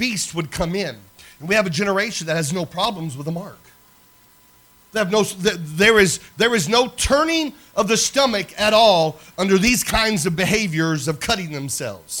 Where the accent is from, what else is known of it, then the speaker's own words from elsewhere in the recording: Crawfordsville, Indiana, United States; Crawfordsville, Indiana, my hometown, where I kind of grew up. We moved to the Midwest. I moved to Crawfordsville area, and it's where I went to high school and middle school